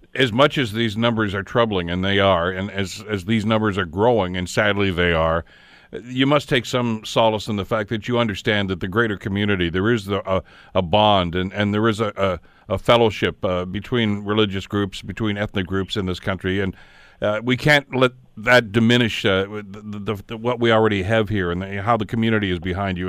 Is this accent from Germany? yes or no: no; Canada; as a Canadian